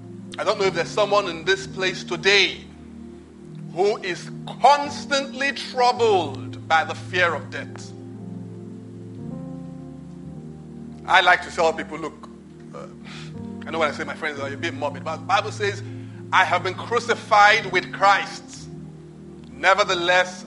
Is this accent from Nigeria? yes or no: yes; Nigeria; I'm Nigerian